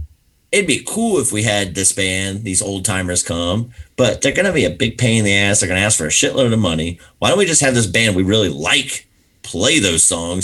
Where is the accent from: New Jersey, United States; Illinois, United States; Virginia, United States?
Virginia, United States; Roanoke; moved away; also born or lived in Florida; I grew up in Virginia